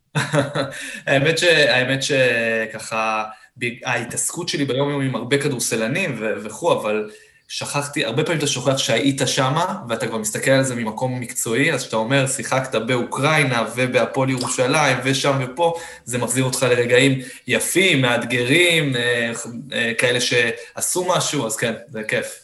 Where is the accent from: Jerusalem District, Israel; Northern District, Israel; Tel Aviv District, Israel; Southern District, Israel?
Southern District, Israel; Beersheba; אני באר שבעי במקור